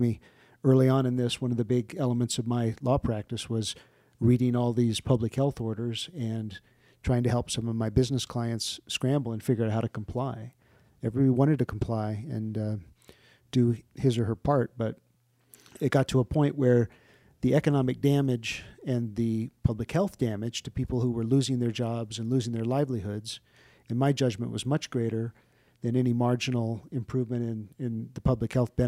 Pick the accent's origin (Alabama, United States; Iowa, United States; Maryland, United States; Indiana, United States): Maryland, United States; born there; I was born in Malcolm Grow Hospital and Andrews Air Force Base, which is now, I think, Joint Base Andrews, outside of Washington, D.C. So I am not a native. I guess I'm technically a semi-Southerner born south of the Mason-Dixon line in Maryland.